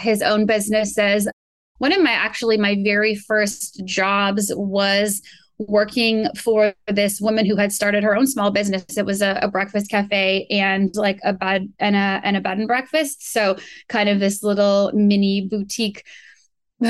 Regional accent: Vancouver, British Columbia, Canada; moved away as an adult; also born or lived in New York; now in Los Angeles, United States; I grew up in Vancouver, really kind of outdoorsy upbringing

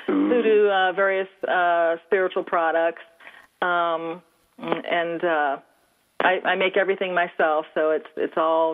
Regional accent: New Orleans, Louisiana, United States; Yes. Mm-hmm. I was born and raised in New Orleans.

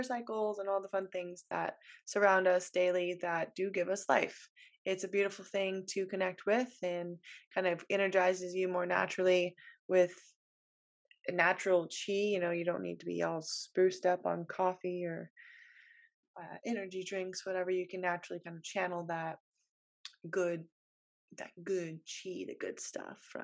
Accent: west coast of Florida, United States; moved away as an adult; living on the east coast of Florida versus the west coast where I grew up

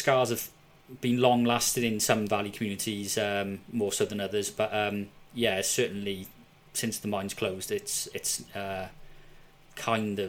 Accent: Cardiff, Wales, United Kingdom; now in Merthyr Tydfil, United Kingdom; lived in Merthyr in the Welsh Valleys for the last 11 years, and it is a different feel to living in the city. I was born and bred in Cardiff

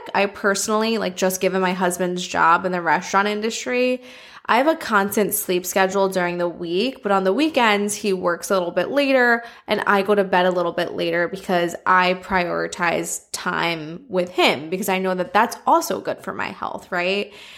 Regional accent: New York City, New York, United States; I'm a New Yorker.

